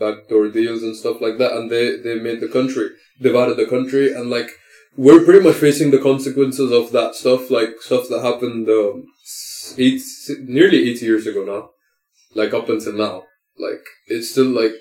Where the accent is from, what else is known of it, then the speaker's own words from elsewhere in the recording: India; I'm Indian. So I'm Indian, I'm proud of it